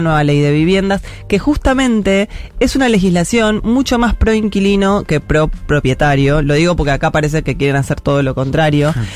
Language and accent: Spanish; Buenos Aires, Argentina; yo soy de Parque Patricia